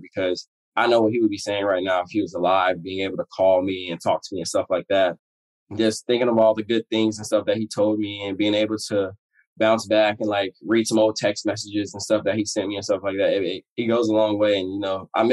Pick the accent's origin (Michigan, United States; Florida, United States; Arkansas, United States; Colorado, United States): Florida, United States; moved away as an adult; now in Washington, United States; I'm from Florida.